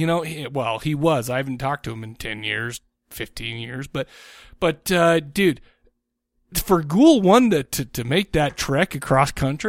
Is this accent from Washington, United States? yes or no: no; Farmington, Utah, United States; You're from my hometown almost, except for I'm from Farmington